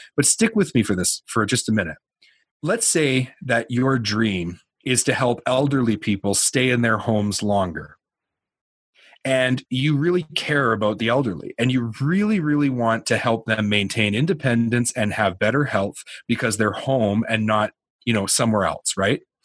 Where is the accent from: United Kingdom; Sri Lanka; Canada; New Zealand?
Canada; I'm a Canadian.